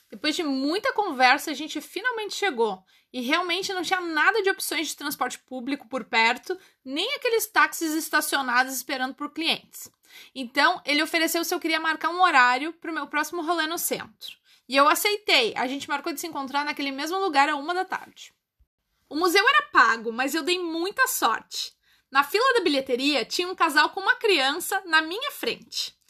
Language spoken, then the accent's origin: Portuguese; Brazil; O taxista não reconheceu meu sotaque e perguntou de onde eu era. Eu falei que era brasileira.